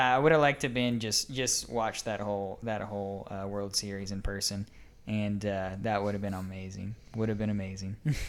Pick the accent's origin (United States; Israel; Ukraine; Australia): United States; Atlanta, Georgia; I'm born and raised in Atlanta area.